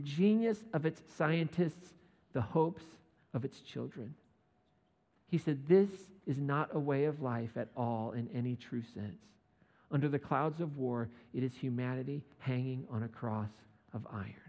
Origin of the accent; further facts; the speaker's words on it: United States; As an American